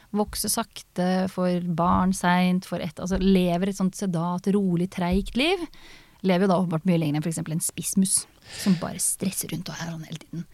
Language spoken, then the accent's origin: Norwegian; Østfold, Norway; jeg er fra Østfold, så vi har det i kulturarven vår